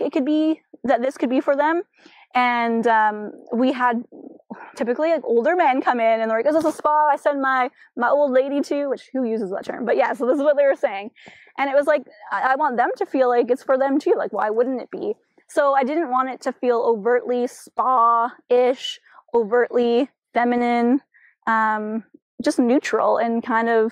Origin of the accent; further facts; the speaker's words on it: Chilliwack, British Columbia, Canada; Growing up in Chilliwack